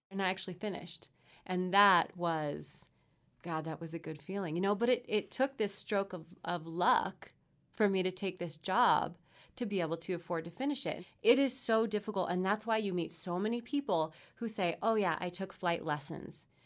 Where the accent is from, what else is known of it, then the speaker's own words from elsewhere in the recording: Victorville, California, United States; I Grew up in Southern California, out in the high desert. So, Victorville, not the nicest part of the world